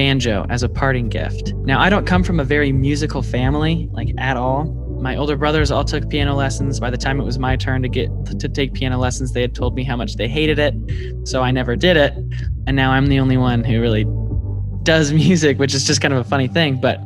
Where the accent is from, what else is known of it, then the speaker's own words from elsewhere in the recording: Omaha, Nebraska, United States; now in Lincoln, United States; Born and raised in Omaha